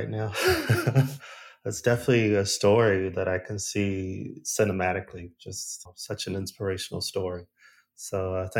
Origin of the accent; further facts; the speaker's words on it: United States; first language English; moved away as an adult; now in Sweden; I hope I can say this as an American